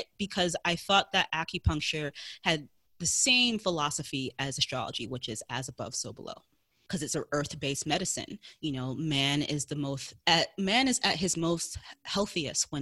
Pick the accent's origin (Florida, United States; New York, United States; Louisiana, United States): New York, United States; New York City; I am in New York City. Yep, born and raised